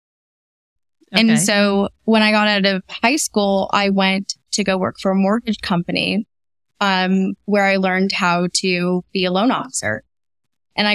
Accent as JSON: {"language": "English", "town": "Los Alamitos", "region": "California", "country": "United States", "tie": "born or raised there", "also_born_or_lived": "Bellflower, California", "said": "I was born in Bellflower, California. So I grew up in a little town called Los Alamitos. It's near Long Beach, California"}